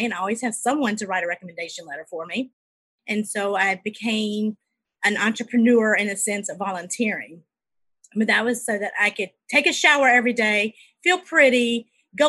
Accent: South Carolina, United States; I'm from South Carolina

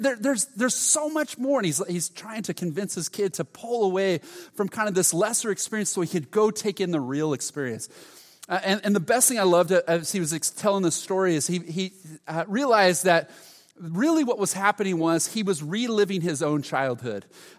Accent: Huntington, United States; I grew up in Huntington, so we'd go to JCPenney's and Montgomery Ward's

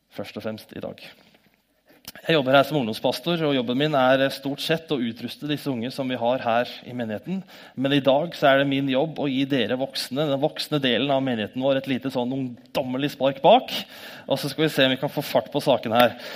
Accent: Norway; born there; så takker vi Gud for at vi er født i Norge og er så heldige.

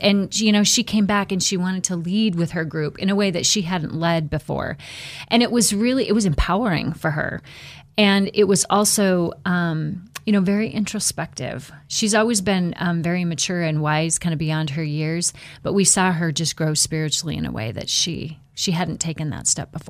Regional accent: Buhl, Idaho, United States; So I was born and raised, as Ken mentioned, down in the Buell area, born and raised on a farm.

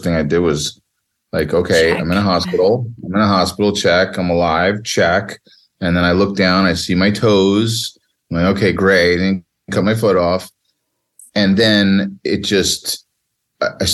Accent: New Jersey, United States; I grew up in the greatest state in America, the great state of New Jersey.

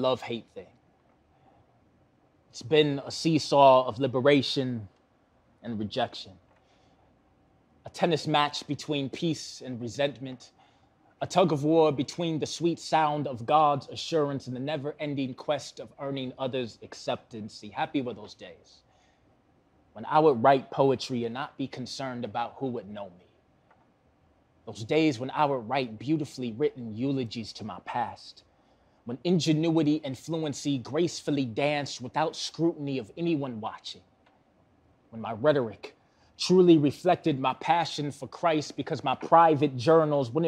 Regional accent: Milwaukee, Wisconsin, United States; Born and raised in Milwaukee, still live in Milwaukee

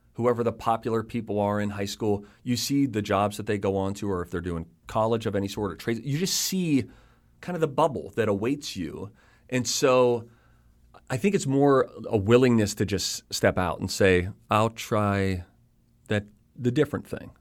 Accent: Pittsburgh, Pennsylvania, United States; moved away; I'm from Pittsburgh

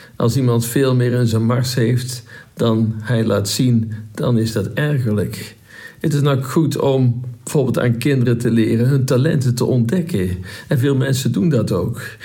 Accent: North Brabant, Netherlands; Wij zijn als Brabanders ik zit hier in Brabant

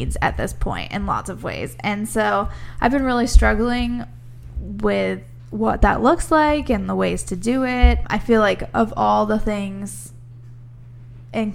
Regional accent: Midwest, United States; moved away; I grew up in the Midwest

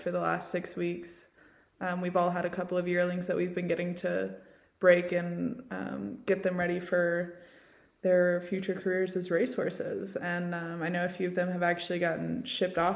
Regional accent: Tennessee, United States; moved away as an adult; also born or lived in Lexington, Kentucky; now in Ireland; So I'm from Tennessee originally, and I grew up riding horses

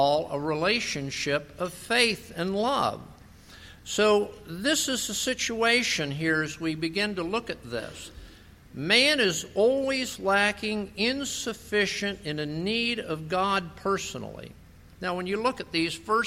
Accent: West Palm Beach, Florida, United States; moved away; also born or lived in Lake Worth, Florida; I grew up in West Palm Beach, Florida, Lake Worth, Florida

